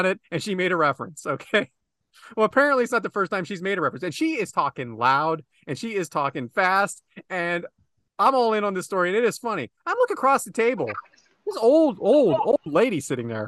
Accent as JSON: {"language": "English", "region": "Western Pennsylvania", "country": "United States", "said": "I'm from Western Pennsylvania."}